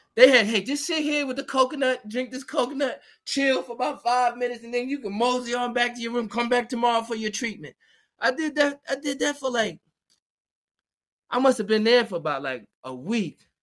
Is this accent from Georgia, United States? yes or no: yes; Georgia, United States; moved away as an adult; also born or lived in Queens, New York / Virginia; now in New York, United States; I was living in Georgia.